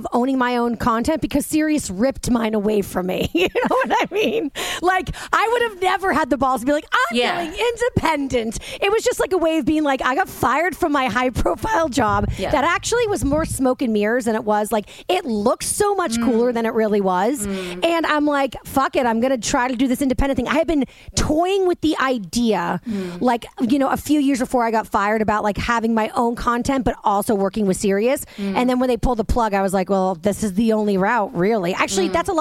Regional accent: Boston, Massachusetts, United States; now in Jersey City, United States; I'm a Boston girl

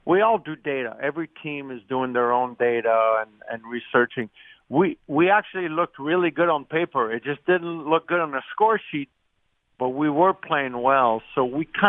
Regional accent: Canada; as a kid growing up in Canada

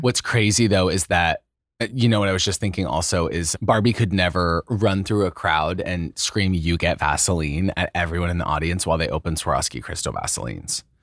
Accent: Idaho, United States; They raised me as a little closeted boy in Idaho

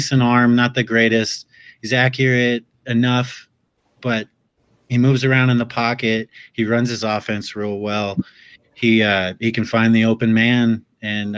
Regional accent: Washington, United States; I'm from Washington

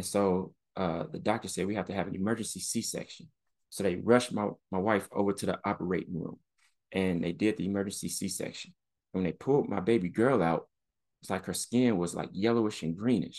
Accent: Chicago, Illinois, United States; And I've been in some scary situations growing up in the South Side of Chicago, you know, walking through different gang territories

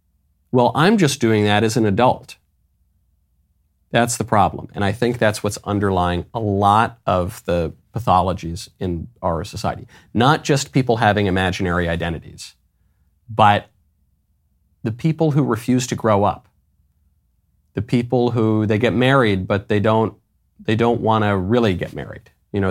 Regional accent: New York, United States; also born or lived in Los Angeles; I grew up in New York. I grew up in LA.

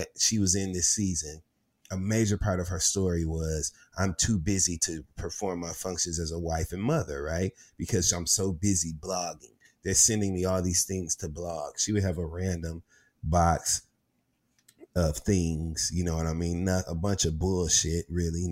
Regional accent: Flint, Michigan, United States; we're both from Flint, Michigan.

